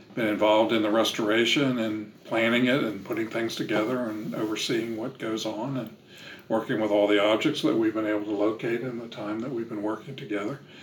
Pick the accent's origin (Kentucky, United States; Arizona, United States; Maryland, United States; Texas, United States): Maryland, United States; moved away as an adult; now in Nashville, United States; I'm from Maryland and we lived there most of our lives